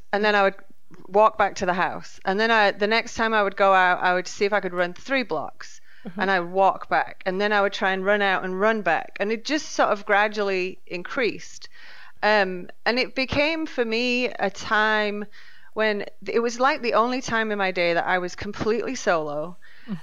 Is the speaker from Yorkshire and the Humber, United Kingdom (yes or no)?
yes; near Leeds, Yorkshire and the Humber, United Kingdom; moved away as an adult; now in Katy, Texas, United States; I was born in England, in Yorkshire, close to Leeds. Moved over here, 15 years ago